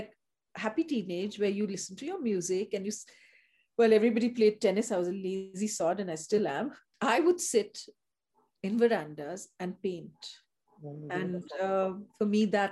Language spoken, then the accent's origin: English; Upper Assam, India; I grew up in the tea estates, and I grew up in Upper Assam